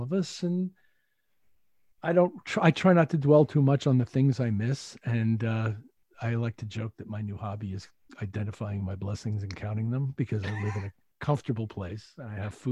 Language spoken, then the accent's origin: English; Bethpage, New York, United States; moved away as an adult; now in Connecticut, United States; I'm from Bethpage. I grew up, I was born and bred in Bethpage, went to high school there